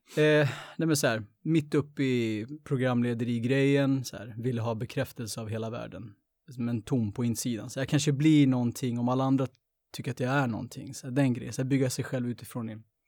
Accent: Uppsala, Uppsala County, Sweden; jag är uppväxt på landet egentligen. Jag är född i, i Gottsunda

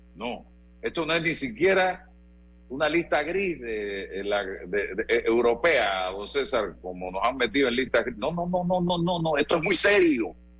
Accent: Chitré, Herrera, Panama; como chitreano

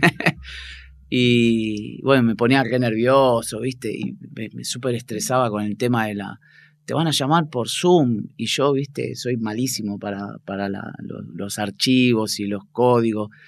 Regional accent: Buenos Aires, Argentina; moved away as an adult; also born or lived in Barcelona; now in Switzerland; nosotros somos todos de Parque Chacabuco, de Boedo e hinchas de San Lorenzo

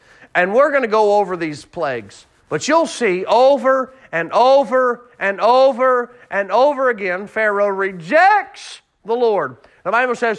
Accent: Kansas, United States; I grew up in Kansas

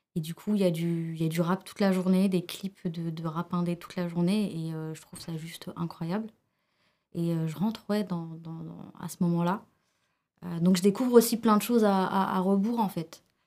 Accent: Seine-Saint-Denis, Île-de-France, France; French is a second language; also born or lived in Algeria; j'ai grandi dans toute la banlieue, enfin j'ai grandi dans le 93

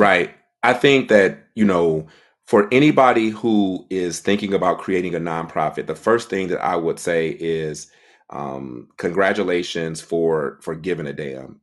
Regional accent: Detroit, Michigan, United States; moved away as an adult; now in Washington, D.C., United States; I was born and raised in Detroit, Michigan. I was there for basically thirty years of my life

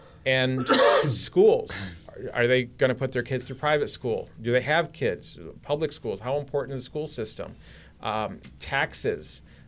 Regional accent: Michigan, United States; born there; I was born in Michigan, but I can definitely appreciate having people fight for our safety.

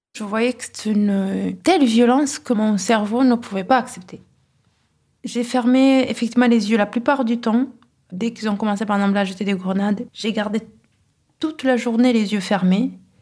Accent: Kigali, Rwanda; born or raised there; now in Toulouse, France

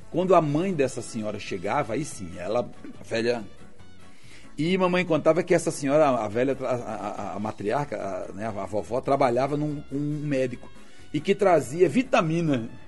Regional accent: Natal, Rio Grande do Norte, Brazil; Eu nasci em Xari em outubro de 1964, na rua Fontes Galvão.

